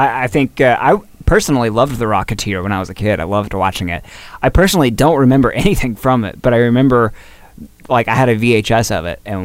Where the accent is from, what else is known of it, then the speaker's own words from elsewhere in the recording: the South, United States; growing up in the South